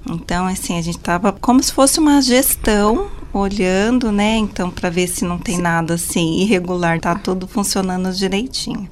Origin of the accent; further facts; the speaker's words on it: Guarujá, São Paulo, Brazil; moved away; Eu nasci no Guarujá, né? A paixão acho que vem de lá. E meu pai trabalhou um bom tempo no Guarujá e depois a gente acabou subindo a serra